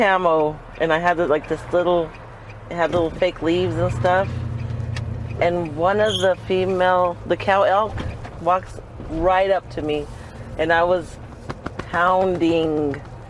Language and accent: English; Farmington, United States; I was born and raised here.